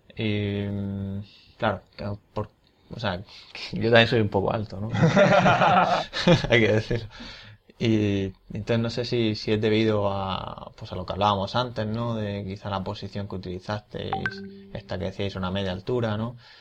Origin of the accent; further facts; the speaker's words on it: Region of Murcia, Spain; como murcianos que sois y somos